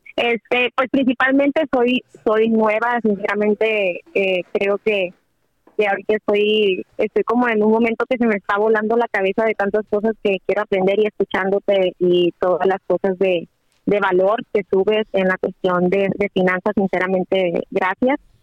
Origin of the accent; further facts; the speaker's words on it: Sinaloa, Mexico; now in California, United States; Tengo 33 años, hablo de California y soy de Sinaloa